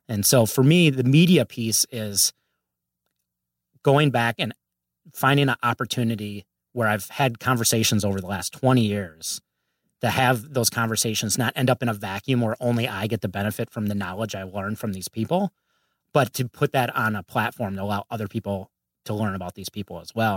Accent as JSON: {"language": "English", "region": "Minnesota", "country": "United States", "tie": "born or raised there", "moved": "as an adult", "lives_now": "Los Angeles, United States", "said": "grew up, uh, and raised in Minnesota. And, uh, I've been out there for about forty years"}